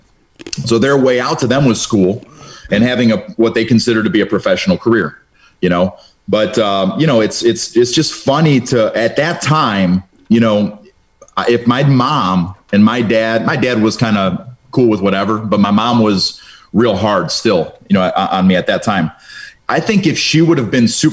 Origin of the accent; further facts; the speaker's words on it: Cleveland, Ohio, United States; first language Romanian; English is a second language; at that time I was in Cleveland public schools